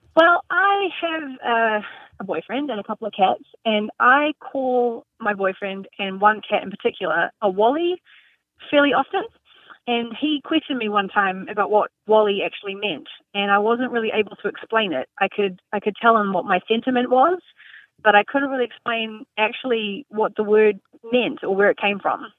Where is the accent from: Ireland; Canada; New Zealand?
New Zealand; also born or lived in Nashville, Tennessee / Door County, Wisconsin; now in United States; I'm a Kiwi um, from New Zealand, and I split my time between Nashville, Tennessee, and Door County, Wisconsin